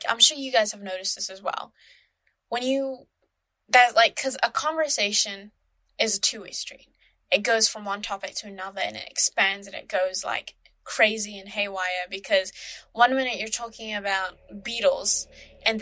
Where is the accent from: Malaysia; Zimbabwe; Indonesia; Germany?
Malaysia; now in New Zealand; my home country, Malaysia